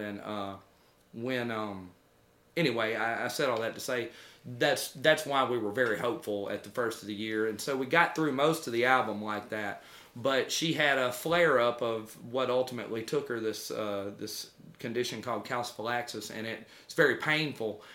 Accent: United States; I'm an American

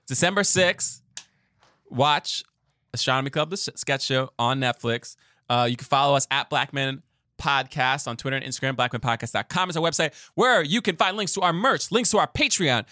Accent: New York City, New York, United States; as a New Yorker

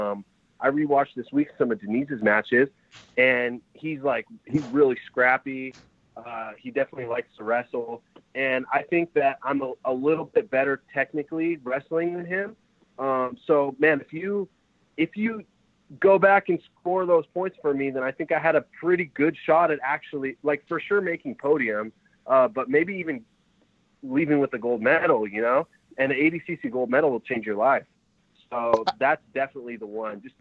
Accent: Fresno, California, United States; also born or lived in San Jose; I'm from Fresno, but um, I'm training here in San Jose

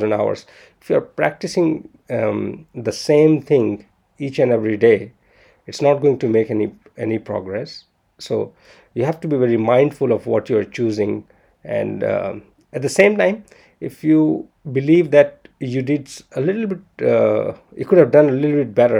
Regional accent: India; I'm Indian

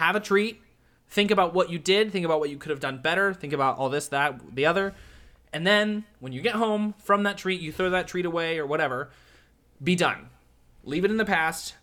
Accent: Nashville, Tennessee, United States; now in Orlando, United States; I'm from Nashville

